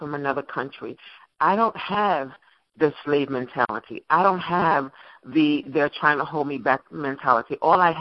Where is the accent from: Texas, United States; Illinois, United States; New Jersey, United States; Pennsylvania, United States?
New Jersey, United States; Jersey City; in Jersey City, that's my hometown, born and raised